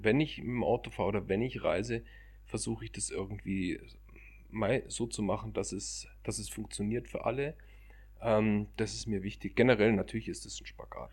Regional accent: Munich, Bavaria, Germany; Ich bin als Münchner generell viel in den Bergen

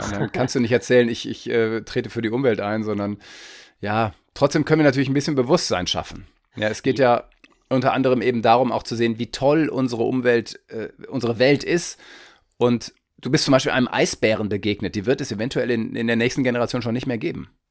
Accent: Northern Germany, Germany; ich bin Norddeutscher, ich merke es noch nicht. Ich wohne an der Ostsee

